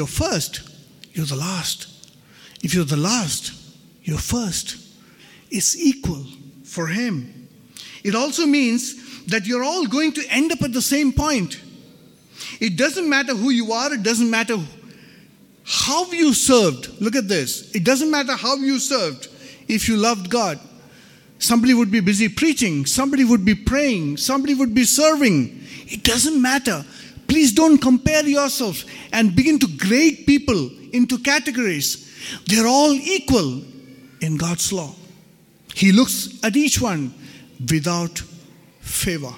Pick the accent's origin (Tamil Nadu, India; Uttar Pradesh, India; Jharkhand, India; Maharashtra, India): Jharkhand, India; Ranchi; I was born and brought up in Ranchi